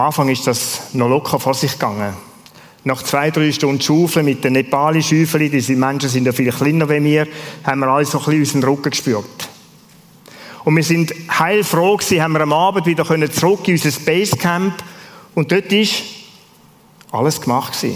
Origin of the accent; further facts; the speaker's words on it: Switzerland; als Schweizer